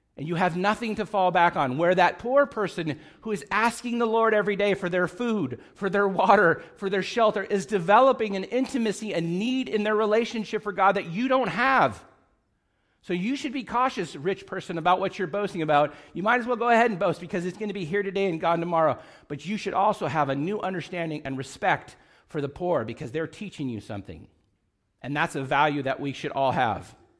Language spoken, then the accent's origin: English; Hoag, California, United States; moved away; I wanna live in my hometown. I was born in Hogue. This is a homecoming for me